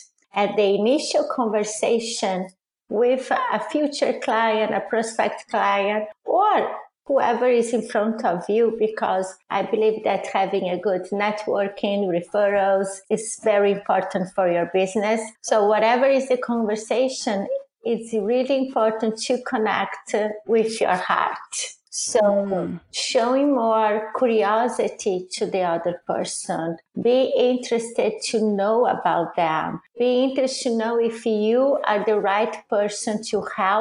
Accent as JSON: {"language": "English", "country": "Brazil", "also_born_or_lived": "Italy", "second_language": "English", "moved": "as an adult", "lives_now": "United States", "said": "I'm originally from Brazil, and I moved to Italy after I got married"}